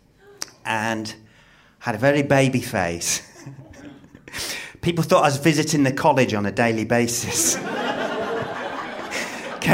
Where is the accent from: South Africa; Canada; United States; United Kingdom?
United Kingdom; Midlands; moved away; I was from the Midlands as well